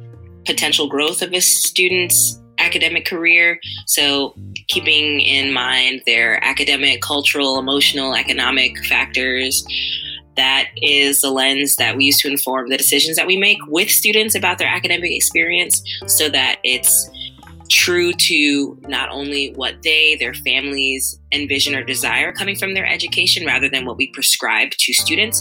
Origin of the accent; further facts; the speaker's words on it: New York City, New York, United States; now in Providence, United States; I'm originally from Queens, New York, and from a predominantly immigrant and low-income neighborhood of Jamaica, Queens. And having grown up there